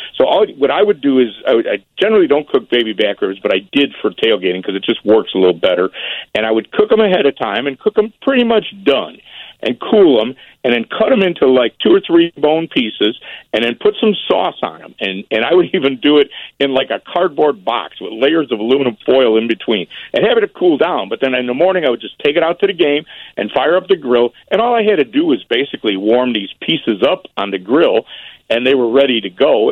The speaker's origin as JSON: {"language": "English", "town": "Berwyn", "region": "Illinois", "country": "United States", "tie": "born or raised there", "also_born_or_lived": "Chicago / Oak Park / Lyons / Willowbrook", "moved": "as an adult", "said": "I was born in the city, and my parents, when I was four, moved to Berwyn. So I spent most of my life in Berwyn"}